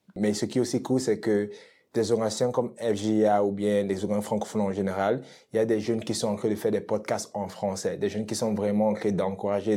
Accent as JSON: {"language": "French", "country": "Cameroon", "tie": "born or raised there", "moved": "yes", "lives_now": "Edmonton, Canada", "said": "je suis originaire du Cameroun, ça fait à peu près 10 ans que je vis à Edmonton"}